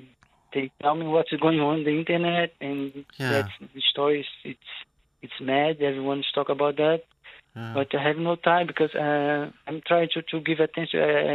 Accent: Rio de Janeiro, Brazil; English is a second language; moved away as an adult; now in Ireland; I'm from Rio de Janeiro.

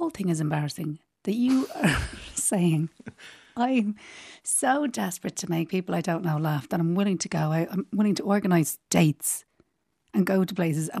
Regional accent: Ireland; we, as Irish people

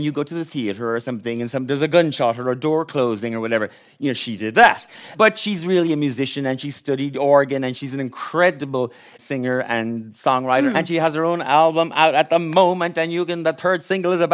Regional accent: Ballinrobe, Connacht, Ireland; now in Dublin, Ireland; I'm from Ballinrobe County, Mayo.

